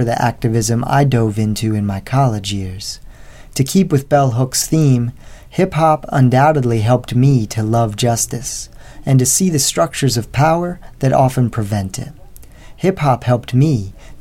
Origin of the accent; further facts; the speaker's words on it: West Chester, Pennsylvania, United States; I'm teaching back in the same town where I went to high school, about a 45-minute drive from Philly